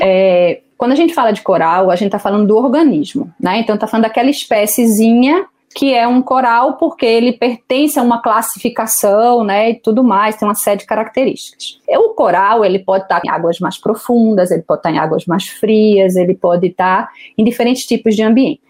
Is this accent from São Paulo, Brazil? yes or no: no; Recife, Pernambuco, Brazil; eu não nasci em Recife, mas eu cresci em Recife, uma cidade costeira